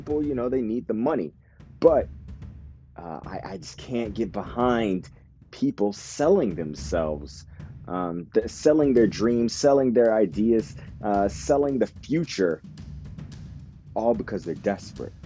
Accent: United States; now in Japan; right now I'm based out of Japan, and so I have this unique perspective, being that I'm American

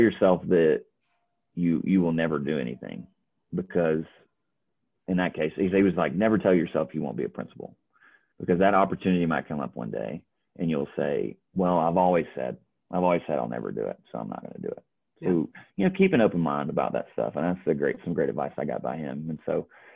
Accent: North Alabama, United States; moved away as an adult; now in Johnson City, United States; I'm from North Alabama

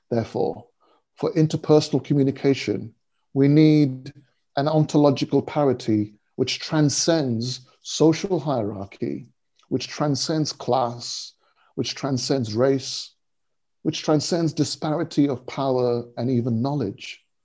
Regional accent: India; I was born in India. Uh, I still have very strong and clear memories of, of my early childhood there, and returning many times uh, uh in the intervening years.

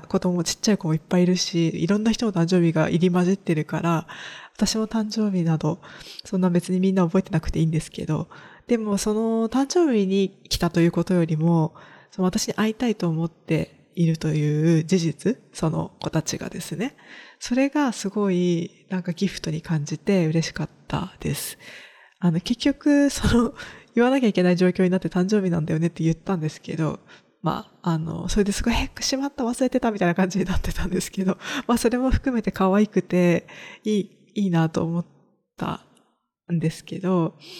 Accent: rural Kagoshima Prefecture, Japan; 地元は鹿児島県の中でも田舎の方にあるので

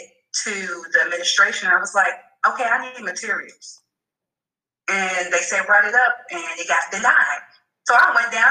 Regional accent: St. Louis, Missouri, United States; I am from St. Louis, Missouri, the Lou, as we call it, Show Me State

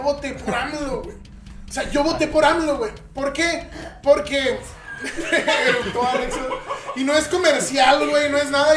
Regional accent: Cancún, Quintana Roo, Mexico; moved away; also born or lived in Veracruz; Nací en, Veracruz y me crié en Cancún

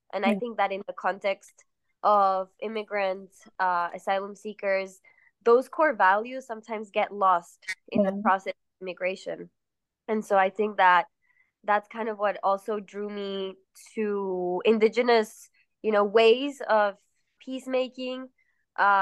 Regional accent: Mexico City, Mexico; also born or lived in Queens, New York; now in New York, United States; I'm from Mexico City. I grew up there.

